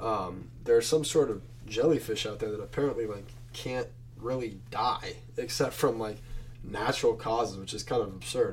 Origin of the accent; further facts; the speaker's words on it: Manhattan Beach, California, United States; I used to be a big surfer kid. I came from Manhattan Beach before I moved here